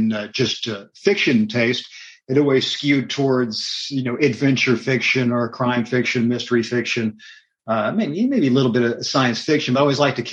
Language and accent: English; Miami, Florida, United States; also born or lived in Texas; now in Knoxville, United States; I was born and raised in Miami, Florida, then spent a little bit of time in Texas